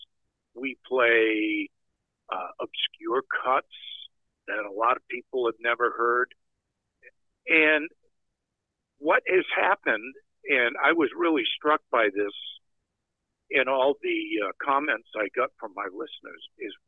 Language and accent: English; outside of Providence, Rhode Island, in Massachusetts, United States; I grew up in outside of Providence, Rhode Island, in Massachusetts